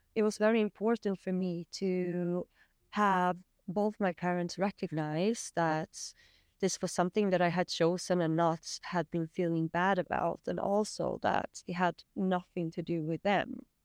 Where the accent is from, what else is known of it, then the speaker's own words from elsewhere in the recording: Sweden; I'm from Sweden